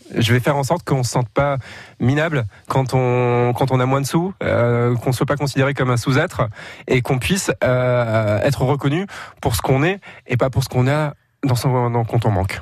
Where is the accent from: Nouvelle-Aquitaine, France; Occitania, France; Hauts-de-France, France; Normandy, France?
Hauts-de-France, France; Les Olivos district; j'ai grandi dans les, à Los, euh, dans le quartier des Olivos, c'est un quartier H L M.